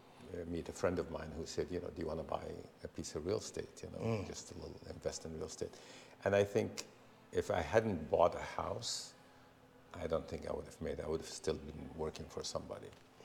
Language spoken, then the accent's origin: English; Syria; also born or lived in Florida; now in Los Angeles, United States; I came here to from Syria to Florida to Los Angeles because I wanted to make movies